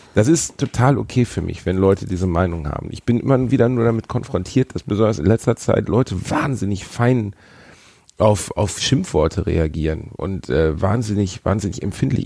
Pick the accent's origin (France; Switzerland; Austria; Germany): Germany; Essen or Gelsenkirchen, North Rhine-Westphalia; wir kommen halt beide aus Essen und Gelsenkirchen. Das ist jetzt kein Aufwachsen im Freiburg im Breisgau